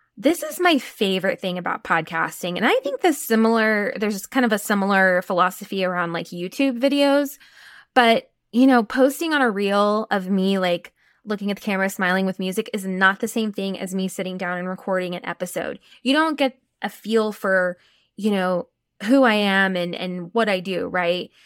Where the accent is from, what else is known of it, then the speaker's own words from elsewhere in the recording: Texas, United States; I'm from Texas, so I can say y'all